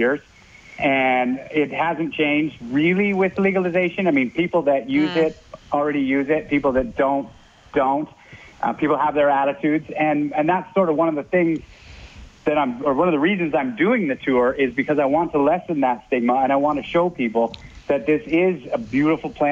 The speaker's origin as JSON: {"language": "English", "region": "British Columbia", "country": "Canada", "tie": "born or raised there", "moved": "yes", "lives_now": "Alberta, Canada", "said": "I grew up in British Columbia"}